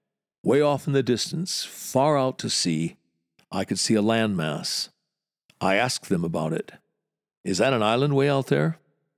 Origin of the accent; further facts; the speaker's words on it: United States; now in London, United Kingdom; It is an enormous privilege being an American here.